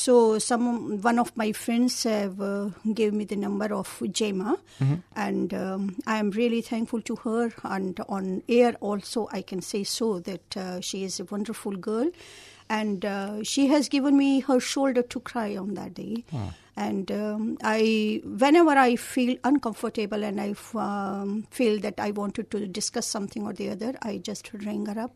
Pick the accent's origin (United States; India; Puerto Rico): India; moved away as an adult; also born or lived in Delhi, India; now in Melbourne, Australia; I was a professional broadcaster in All India Radio Delhi in India, and I am Indian, and spent 37 years as a broadcaster there. And after getting retirement in the year 2006, I came here in Melbourne to live with my children.